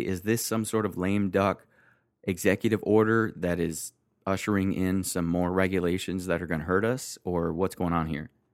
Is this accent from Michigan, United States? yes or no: yes; Detroit, Michigan, United States; I grew up in Michigan and then Detroit